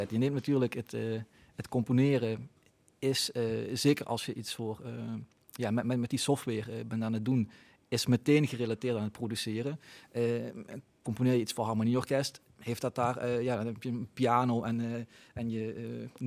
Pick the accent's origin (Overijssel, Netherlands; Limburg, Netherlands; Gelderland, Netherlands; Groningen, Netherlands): Limburg, Netherlands; Tegelen; also born or lived in Roermond; opgegroeid in Tegelen dus. Ja, ja, ja. ik ben, ben van Tegelen en uh, papa, mam, eh, de hele familie eh, komt bijna allemaal uit Tegelen.